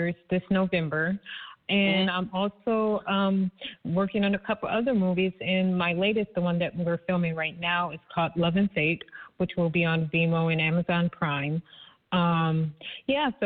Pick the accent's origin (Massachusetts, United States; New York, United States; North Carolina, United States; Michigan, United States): Michigan, United States; also born or lived in California; I am from Michigan. I lived in Cali for a few, but yes, my hometown is Michigan